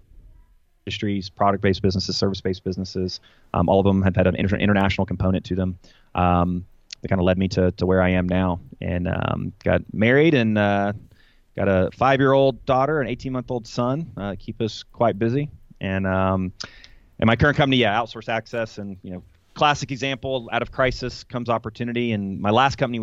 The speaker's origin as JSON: {"language": "English", "town": "Atlanta", "region": "Georgia", "country": "United States", "tie": "born or raised there", "said": "I'm a native of Atlanta, Georgia"}